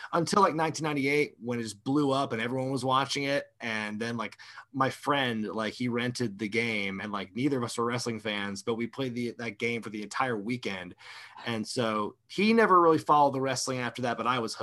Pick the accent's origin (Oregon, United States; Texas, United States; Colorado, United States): Oregon, United States; I come from Oregon originally.